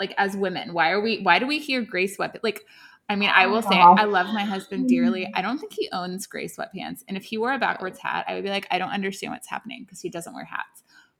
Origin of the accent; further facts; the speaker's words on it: Texas, United States; we're from Texas.